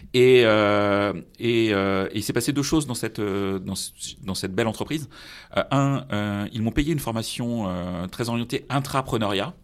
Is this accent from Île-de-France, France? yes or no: no; Brittany, France; moved away; je suis breton, même si j'ai pas du, toujours vécu en Bretagne